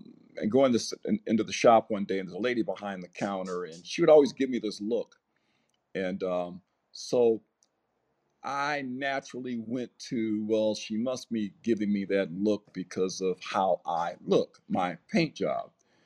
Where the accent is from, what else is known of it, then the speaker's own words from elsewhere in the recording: Los Angeles, California, United States; accent: Southern California; moved away as an adult; I moved to Northern California. I was born in Los Angeles, born and raised. Moved to Northern California for a job.